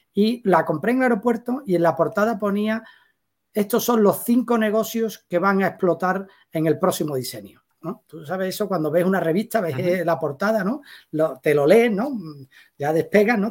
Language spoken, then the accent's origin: Spanish; Seville, Andalusia, Spain; yo soy un sevillano con cinco hijos, 53 años, tres perros